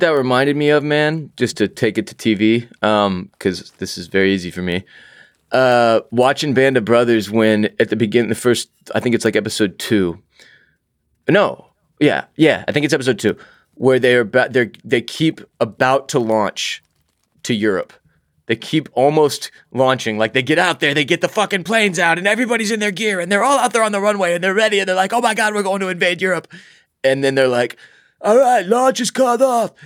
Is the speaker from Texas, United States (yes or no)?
yes; Houston, Texas, United States; growing up in Houston, Texas